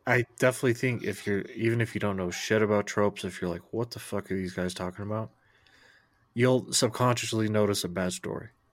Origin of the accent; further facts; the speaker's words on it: United States; as an American